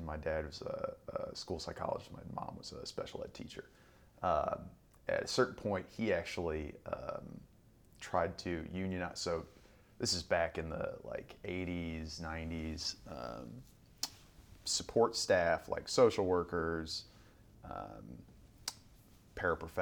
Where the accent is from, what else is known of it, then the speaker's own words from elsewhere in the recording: Collinsville, Illinois, United States; ended up settling in Collinsville, Illinois, right across the river.